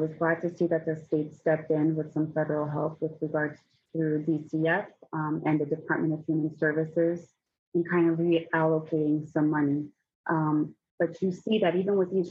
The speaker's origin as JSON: {"language": "English", "town": "Newark", "region": "New Jersey", "country": "United States", "tie": "born or raised there", "said": "I was born and raised in the Ironbound and I still live here"}